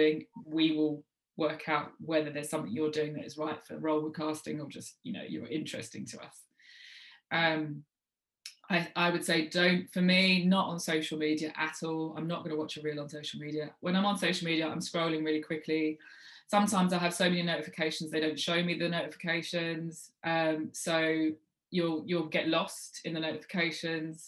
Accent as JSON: {"language": "English", "region": "London", "country": "United Kingdom", "moved": "as an adult", "lives_now": "Manchester, United Kingdom", "said": "I'm based in Manchester. People didn't know that, even though I'm a Londoner."}